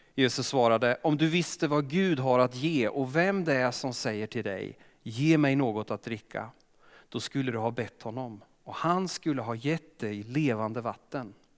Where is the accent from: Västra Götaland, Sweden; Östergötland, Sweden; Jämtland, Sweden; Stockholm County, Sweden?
Östergötland, Sweden; accent: Östergötland; jag är östgöte, kommer säkert lysa igenom